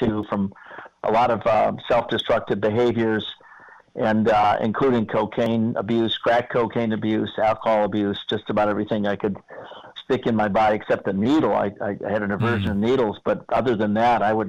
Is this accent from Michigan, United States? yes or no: yes; Owosso, Michigan, United States; moved away; also born or lived in Traverse City, Michigan / New York; I grew up in Owosso, Michigan.